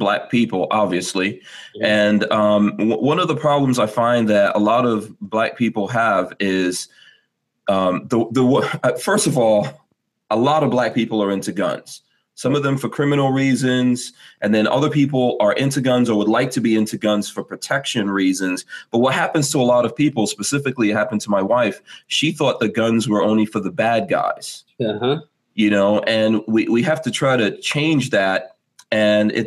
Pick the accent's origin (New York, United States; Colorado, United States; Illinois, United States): New York, United States; New York City; moved away; also born or lived in Guyana; And I grew up in New York City, specifically Far Rockaway, New York.